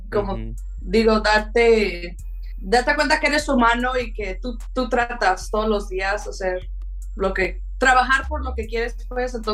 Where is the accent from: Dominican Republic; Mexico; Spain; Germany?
Mexico; Pues como soy mexicana y ah, soy de aquí, mi playlist cambia.